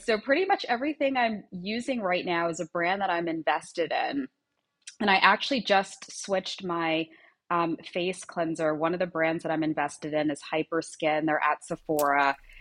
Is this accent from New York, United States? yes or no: yes; Long Island, New York, United States; moved away as an adult; now in Miami Beach, United States; I grew up in Long Island